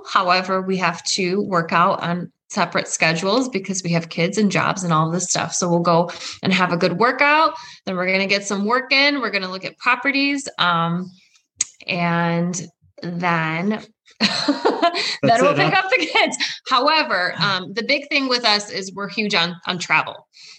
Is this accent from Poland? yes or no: yes; Poland; moved away; I was born in Poland. I'm an immigrant.